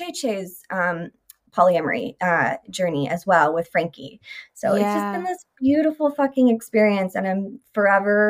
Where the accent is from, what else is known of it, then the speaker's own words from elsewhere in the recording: Sacramento, California, United States; I grew up in Sacramento